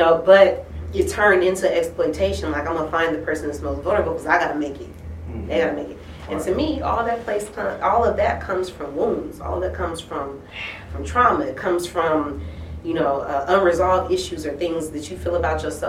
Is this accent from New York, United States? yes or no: no; San Francisco, California, United States; I'm from Frisco, Hunters Point, Lakeview, to be exact